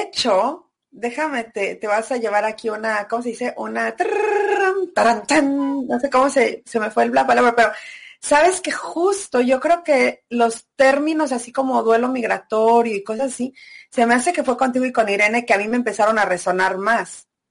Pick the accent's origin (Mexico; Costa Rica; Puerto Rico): Mexico; Celaya, Guanajuato; moved away as an adult; also born or lived in Mexico City / Australia; soy de Celaya, en México